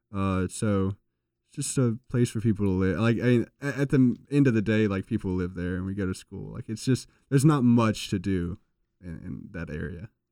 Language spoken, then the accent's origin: English; Reidsville, North Carolina, United States; I'm from Regional North Carolina